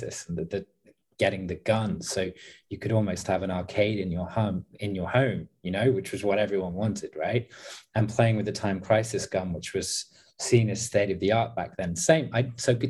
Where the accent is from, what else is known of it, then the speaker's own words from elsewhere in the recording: Leicester, East Midlands, United Kingdom; moved away as an adult; also born or lived in south of England (university); I grew up in the Midlands. I grew up actually close to a city called Leicester, which is one of the gaming hubs in my country